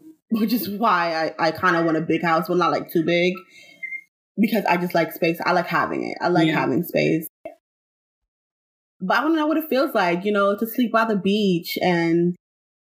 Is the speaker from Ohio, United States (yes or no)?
no; New York, United States; I was born and raised in New York